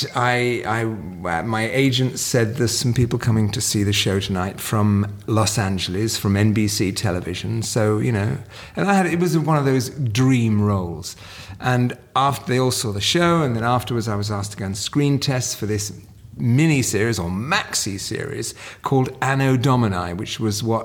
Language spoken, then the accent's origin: English; Nottingham, East Midlands, United Kingdom; I grew up in Nottingham in England